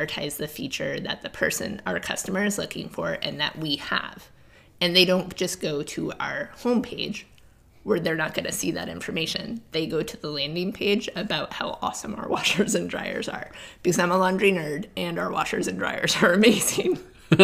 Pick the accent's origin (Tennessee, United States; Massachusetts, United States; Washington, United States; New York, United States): Massachusetts, United States; Like I always talk about, again, growing up on the Cape, we had crab fishermen and lobstermen and everything.